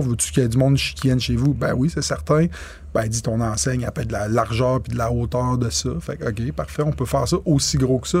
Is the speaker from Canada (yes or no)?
yes; Quebec, Canada; je suis un Québécois pur laine.